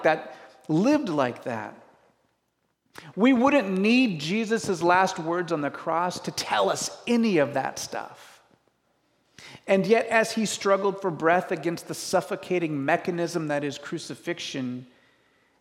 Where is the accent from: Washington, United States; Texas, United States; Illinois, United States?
Washington, United States; I grew up in Washington